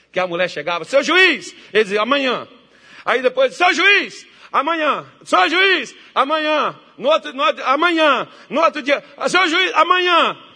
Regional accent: Brazil; sou brasileiro e crente

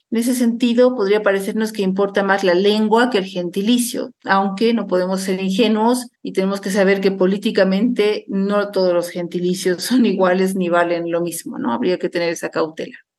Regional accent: Bolivia; países como el mío, Bolivia

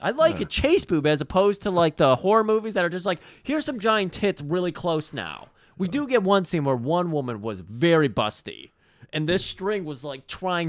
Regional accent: Midwest, United States; I'm from the Midwest.

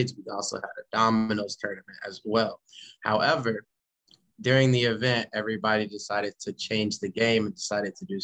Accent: Poplar Bluff, Missouri, United States; moved away; the projects that we lived in Poplar Bluff, and then moving up here

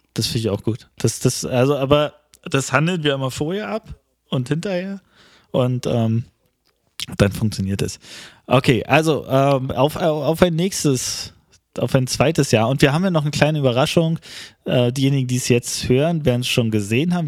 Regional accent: East Germany, Germany

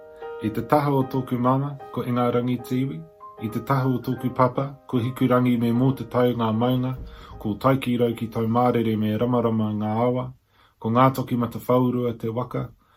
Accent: England, United Kingdom; born there; On the side of my mother, I am from the UK, I was born in England.

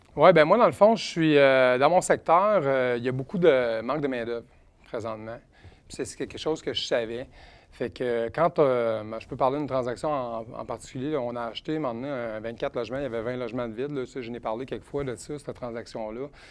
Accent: Edmonton, Alberta, Canada; now in Quebec City, Canada; je viens de Edmonton, en Alberta. Je suis né en Alberta, mais ma famille vient pas mal toute d'ici à Québec. présentement, on habite sur la rive sud de Québec

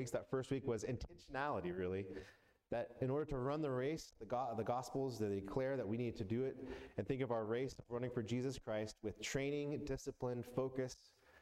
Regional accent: Atlanta, Georgia, United States; I grew up mostly in Atlanta

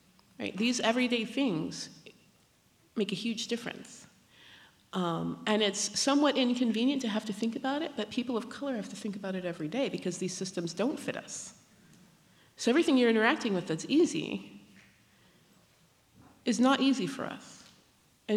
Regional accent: Pacific Northwest, United States; I grew up in the Pacific Northwest, in a country that believes in educating women

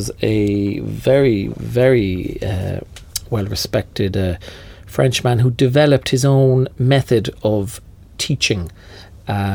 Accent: Cork, Munster, Ireland; moved away; also born or lived in Dublin; I moved to Dublin from Cork for that reason, to join a fellow Cork man

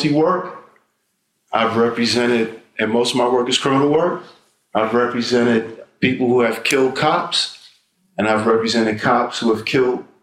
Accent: New York City, New York, United States; I grew up uptown in Harlem

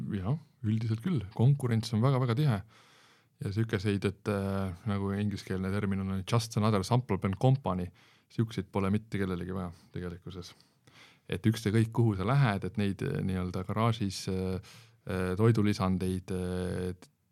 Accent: Estonia; kõik oleme eestlased, Eesti patrioodid

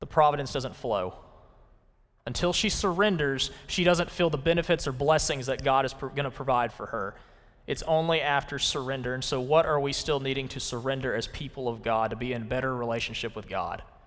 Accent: Conway, Arkansas, United States; I'm from Conway, Arkansas, and in, back in two thousand nine, I was in the second grade

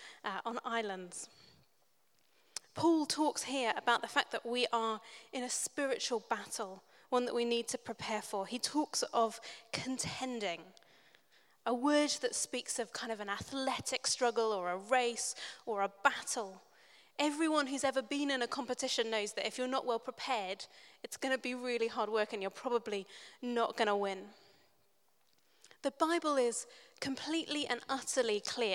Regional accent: New Zealand; I grew up in New Zealand. My family are all English

